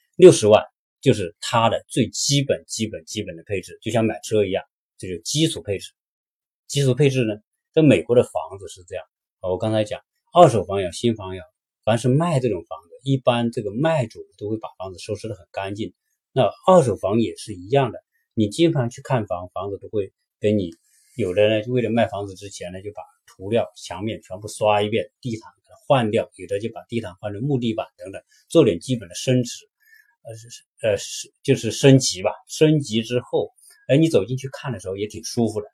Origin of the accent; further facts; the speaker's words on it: China; now in United States; 我们中国人来这边买房子